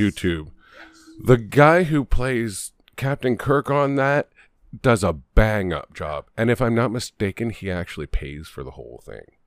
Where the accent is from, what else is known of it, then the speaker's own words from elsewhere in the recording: Canada; we're Canadian.